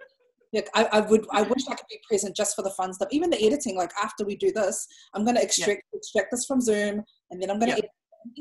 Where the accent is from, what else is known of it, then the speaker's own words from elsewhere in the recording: Samoa; And I'm like, oh, I'm from Samoa.